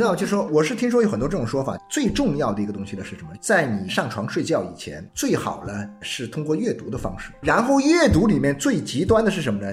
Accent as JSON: {"language": "Chinese", "town": "Nanchang", "region": "Jiangxi", "country": "China", "moved": "yes", "lives_now": "Guangzhou, China", "said": "以前我是在南昌啊，我们南昌呢，你至少别的不说哈，我在冬天的时候，一般到了十来点钟，十一二点大家，那就就已经很晚对，了大家都关灯呢对，就睡了"}